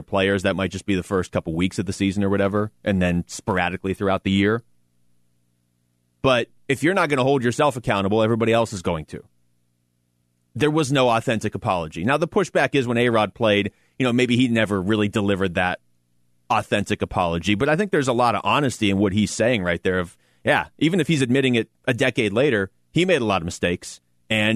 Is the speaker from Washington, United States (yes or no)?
yes; Seattle, Washington, United States; I grew up in Seattle.